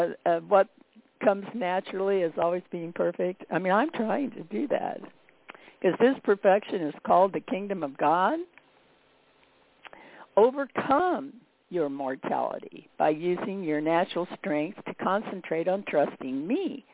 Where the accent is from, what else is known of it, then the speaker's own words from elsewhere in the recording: Midwest, United States; because I came from the Midwest where we had seasons, you know